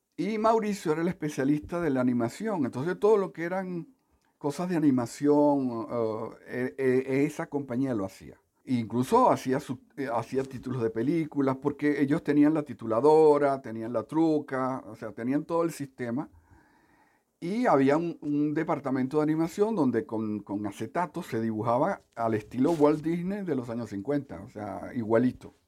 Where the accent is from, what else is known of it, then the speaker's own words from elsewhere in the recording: Caracas, Capital District, Venezuela; also born or lived in Coro, Venezuela / Punto Fijo, Venezuela; cuando tenía seis años, mi madre se tuvo que ir a Caracas